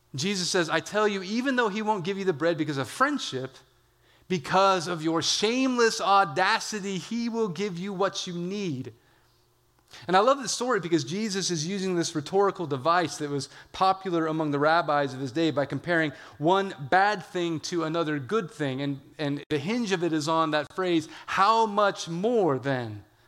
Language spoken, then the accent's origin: English; California, United States; I'm from California